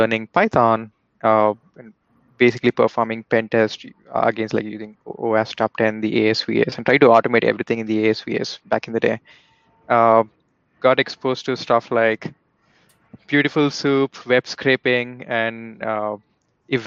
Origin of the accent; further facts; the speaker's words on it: India; moved away; based on my accent, you guys might have already figured out that, you know, I was born and raised back in India